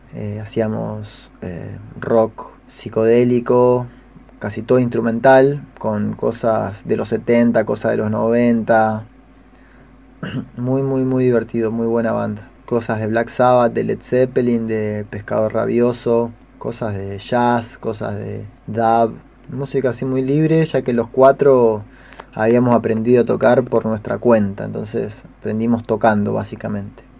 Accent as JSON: {"language": "Spanish", "town": "Concordia", "region": "Entre Ríos", "country": "Argentina", "tie": "born or raised there", "said": "nacido en Concordia, en Entre Ríos, en, en octubre de 1983. Me crié ahí en Concordia, hice la primaria y la secundaria"}